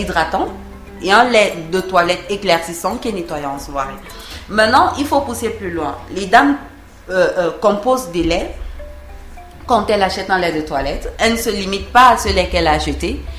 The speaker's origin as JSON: {"language": "French", "country": "Cameroon", "said": "ici chez nous au Cameroun"}